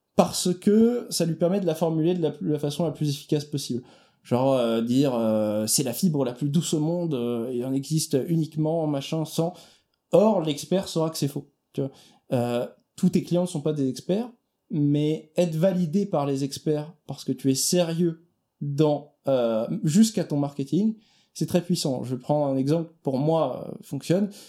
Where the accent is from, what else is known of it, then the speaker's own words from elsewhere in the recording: Italy; en tant qu'Italien